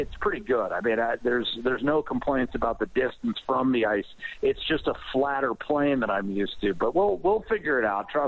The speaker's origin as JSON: {"language": "English", "region": "Western Pennsylvania", "country": "United States", "tie": "born or raised there", "moved": "yes", "said": "growing up in Western Pennsylvania as a huge football fan"}